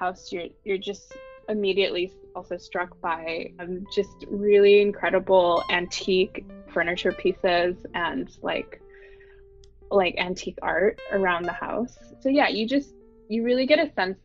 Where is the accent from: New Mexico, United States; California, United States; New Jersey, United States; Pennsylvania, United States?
California, United States; Bay Area; moved away; I'm a second generation ABC or American born Chinese who was born and raised in the Bay Area